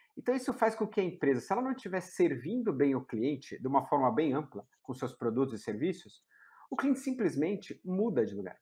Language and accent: Portuguese; São Paulo, Brazil; Sou de São Paulo, né? Nasci e criado em, em São Paulo